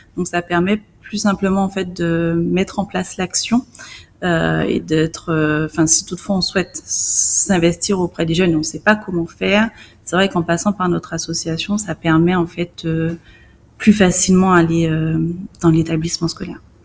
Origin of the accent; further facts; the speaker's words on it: Guadeloupe; en tant que Guadeloupéenne